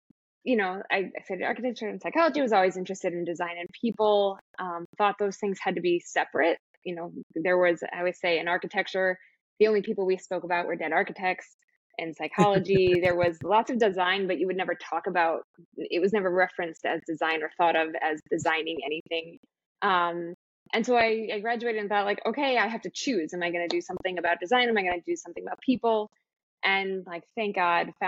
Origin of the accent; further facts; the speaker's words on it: Lincolnwood, Illinois, United States; I grew up outside Chicago, a suburb called Lincolnwood, just outside the city.